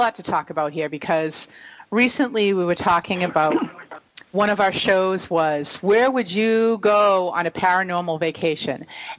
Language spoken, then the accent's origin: English; New England, United States; We're from New England.